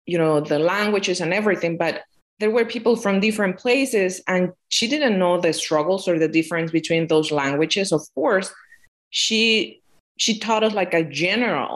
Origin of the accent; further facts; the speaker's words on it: Mexico; first language Spanish; English is a second language; moved away as an adult; now in Michigan, United States; I'm from Mexico